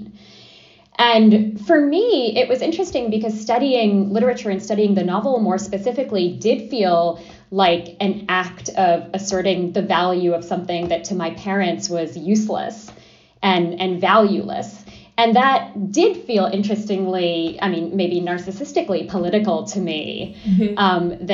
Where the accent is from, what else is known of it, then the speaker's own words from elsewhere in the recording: New York City, New York, United States; also born or lived in Adana, Turkey; I was four when we moved to Brooklyn, and I was very much raised with this